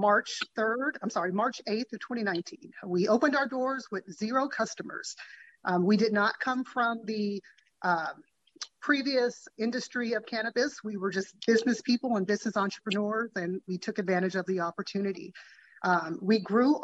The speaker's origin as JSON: {"language": "English", "town": "Sacramento", "region": "California", "country": "United States", "tie": "born or raised there", "also_born_or_lived": "Virginia", "said": "I am a lifelong resident here in Sacramento. I grew up in the South area, the community of Meadowview"}